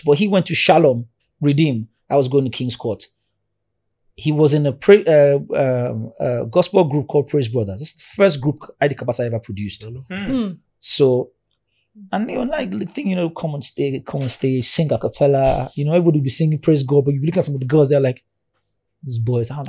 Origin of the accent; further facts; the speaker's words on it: Ibadan, Oyo, Nigeria; also born or lived in Orisha (Lagos area); I was born in Ibadan, in CAC Church. I lived in Mami Market in Ibadan